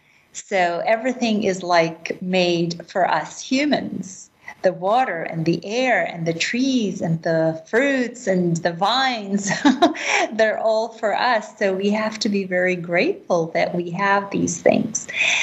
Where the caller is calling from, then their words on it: Jerusalem, Jerusalem District, Israel; I am currently in Jerusalem. The holy city.